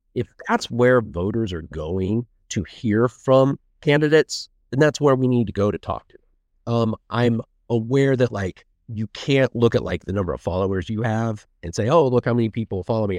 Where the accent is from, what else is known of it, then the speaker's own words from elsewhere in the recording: Martinsville, Indiana, United States; moved away as an adult; also born or lived in Bloomington, Indiana; now in Westfield, United States; I grew up in Martinsville